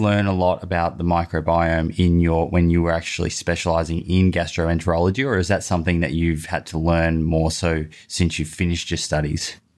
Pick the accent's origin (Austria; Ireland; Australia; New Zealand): Australia; Sydney, New South Wales; I'm from Sydney, so that's just down the road.